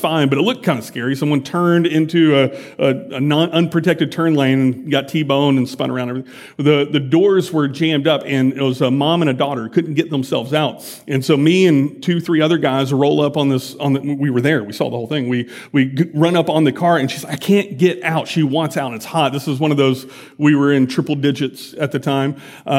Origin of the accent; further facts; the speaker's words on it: United States; I'm an American